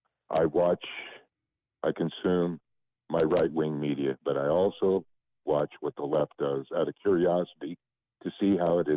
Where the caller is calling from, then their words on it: Lake Havasu City, Arizona, United States; from Lake Havasu City, Arizona.